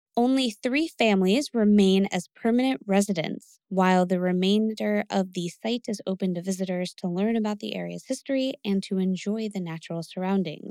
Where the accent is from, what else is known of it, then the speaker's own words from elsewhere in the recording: Connecticut, United States; Growing up in Connecticut